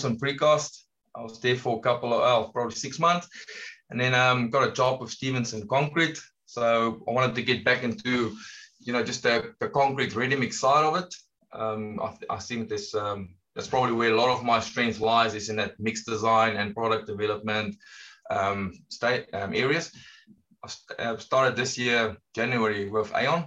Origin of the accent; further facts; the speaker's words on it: South Africa; from South Africa, you can hear from my accent